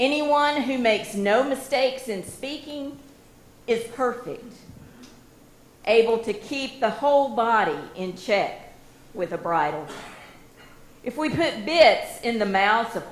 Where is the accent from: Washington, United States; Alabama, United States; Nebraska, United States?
Alabama, United States; Hueytown; growing up on Hill Avenue, we had a road full of kids there in Hueytown